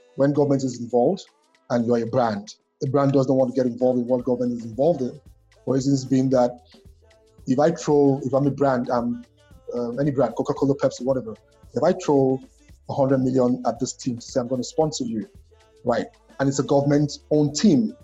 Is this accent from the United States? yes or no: no; Nigeria